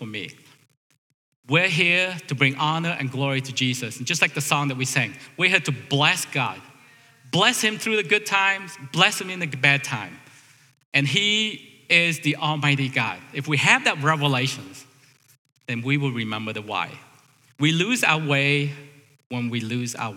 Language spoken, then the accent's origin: English; United States; As American